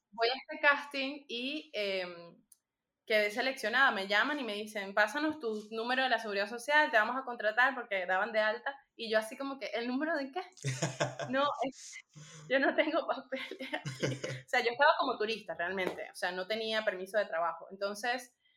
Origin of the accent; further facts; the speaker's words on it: Venezuela; also born or lived in Panama; now in Madrid, Spain; una venezolana que está por aquí